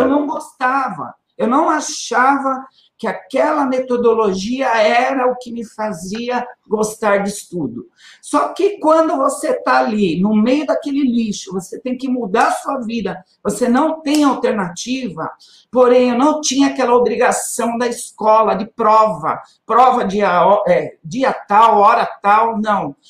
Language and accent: Portuguese; São Paulo, Brazil; moved away as an adult; now in Guarulhos, Brazil; eu saí de Guarulhos muito cedo, com três anos de idade. O meu pai, por causa de trabalho, teve que mudar para São Paulo. Então a gente passou a morar em São Paulo.